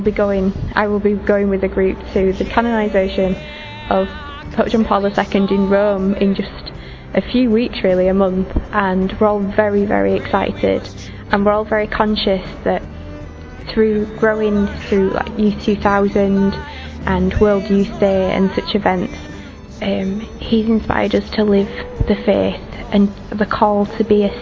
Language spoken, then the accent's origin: English; England, United Kingdom; I'm from England